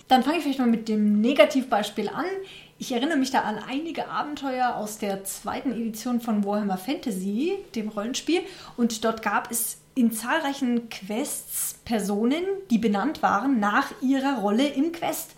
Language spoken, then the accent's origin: German; Germany; als Deutscher